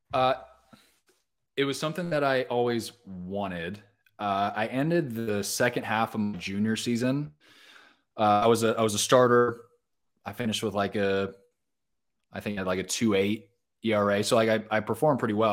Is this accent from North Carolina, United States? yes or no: no; Orange County, Southern California, United States; moved away as an adult; now in Nashville, United States; I grew up in Southern California. So, grew up in Orange County